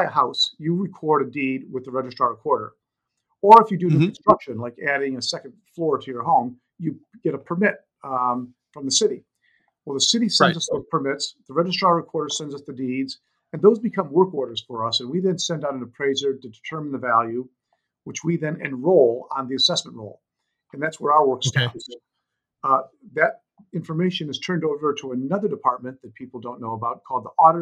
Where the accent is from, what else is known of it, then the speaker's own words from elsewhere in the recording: Warren, Michigan, United States; moved away as an adult; now in California, United States; I even ran for city council in my hometown of Warren, Michigan